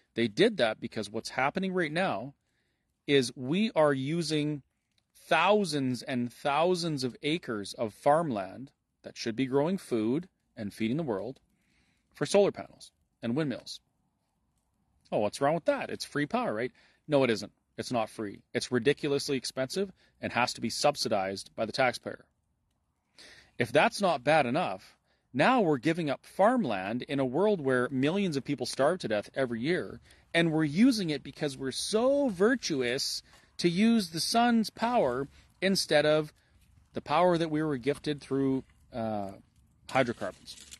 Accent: Alberta, Canada; as a Canadian and as an Albertan

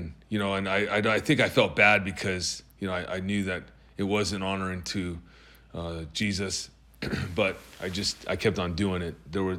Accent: Tacoma, Washington, United States; born there; also born or lived in Georgia / Alaska; And I was born in Tacoma, Washington, Madigan Hospital. My father was in the Army.

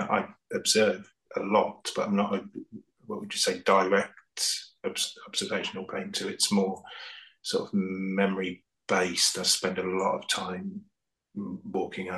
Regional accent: the Fens, East of England, United Kingdom; moved away as an adult; also born or lived in London; I grew up in the Fens

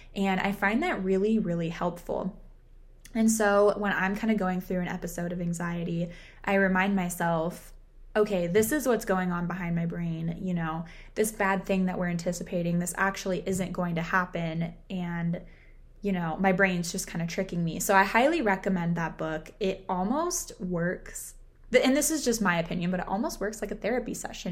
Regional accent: Southern California, United States; I was born and raised in Southern California

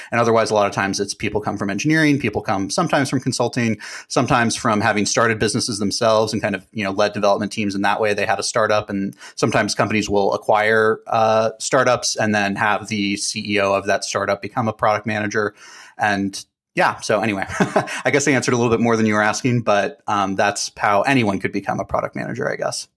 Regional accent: Dallas, Texas, United States; moved away; also born or lived in New Hampshire; I'm from Dallas originally

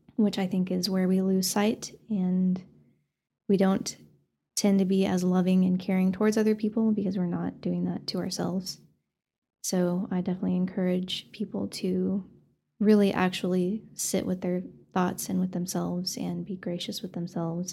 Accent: Canyon, Texas, United States; I grew up in Canyon

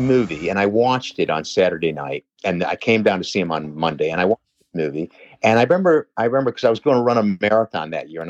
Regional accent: Pittsfield, Massachusetts, United States; fuck, I'm from Pittsfield.

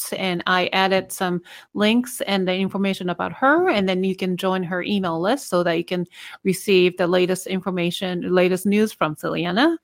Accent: Japan; English is a second language; moved away as an adult; for 20 years, I didn't speak, you know, when I was in Japan

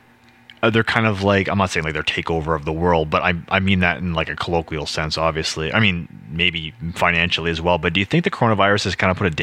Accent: Canada; We're Canadian.

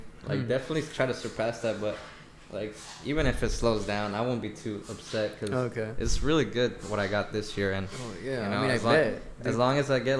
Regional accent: Long Beach, California, United States; Yeah, like, I was always from Long Beach.

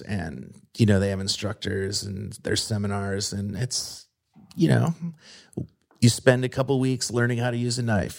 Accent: Midwest, United States; moved away as an adult; also born or lived in Brooklyn, New York; now in Pittsburgh, United States; I was a Midwestern kid

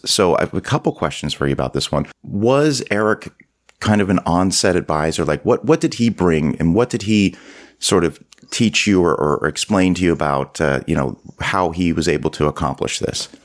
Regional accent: Canada; being a Canadian

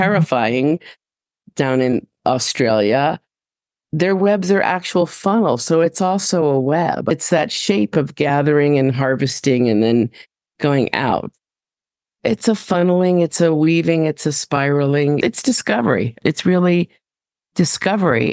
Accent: Westport, Connecticut, United States; I was raised in Connecticut.

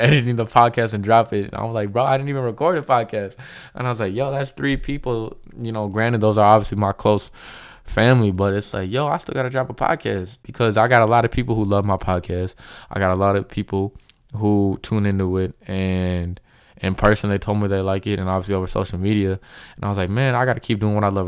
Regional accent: Minnesota, United States; I'm from Minnesota.

